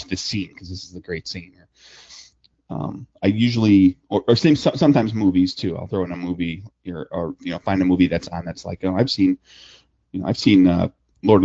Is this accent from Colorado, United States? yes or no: no; Wisconsin, United States; I grew up in Wisconsin